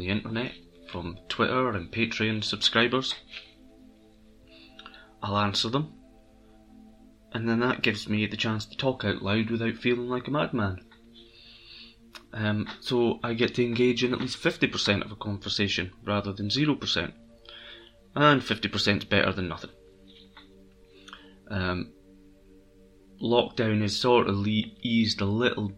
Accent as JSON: {"language": "English", "region": "Scotland", "country": "United Kingdom", "accent": "Scottish", "said": "my Scottish accent"}